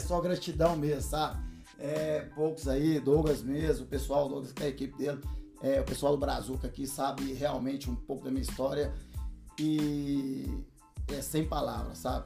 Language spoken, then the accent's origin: Portuguese; Uberlândia, Minas Gerais, Brazil; moved away as an adult; also born or lived in London; now in Spain; sou de Uberlândia, viu, gente? Uberlândia, Minas Gerais, lá da nossa terrinha